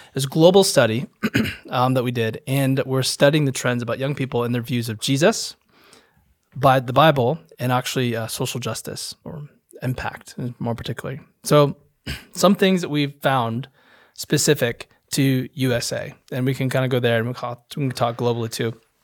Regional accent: Holland, Michigan, United States; moved away as an adult; also born or lived in Naperville, Illinois; I'm from Holland, Michigan, and, uh, I was a y-, youth pastor for a long time in Chicago area

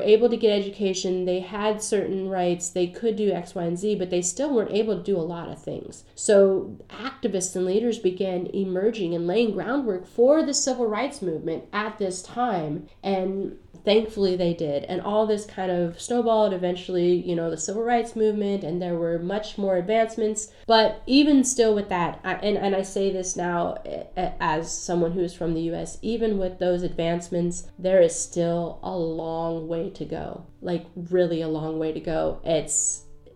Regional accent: the South, United States; I'm from the South

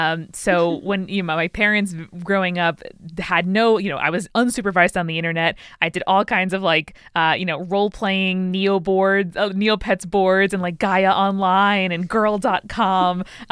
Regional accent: New York, United States; I, you know, I'm from New York. I got a degree in English.

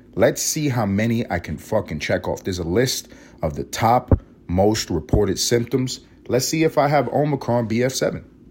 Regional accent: New York City, New York, United States; also born or lived in Los Angeles, California; now in Atlanta, United States; I grew up in Harlem, not too far from the Bronx

